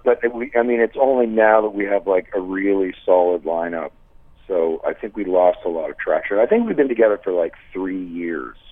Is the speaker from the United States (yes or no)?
no; Toronto, Ontario, Canada; now in Montreal, Canada; I'm originally from Toronto. I live in Montreal now.